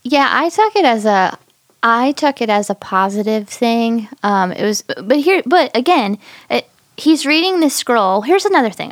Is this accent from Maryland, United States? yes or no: no; Michigan, United States; now in South Elgin, United States; This has been my hometown for the longest time. Before that, it was Michigan.